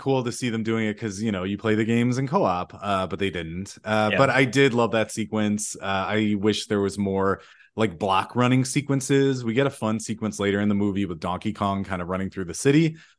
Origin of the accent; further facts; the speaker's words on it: Brooklyn, New York, United States; Brooklyn, that's where I grew up.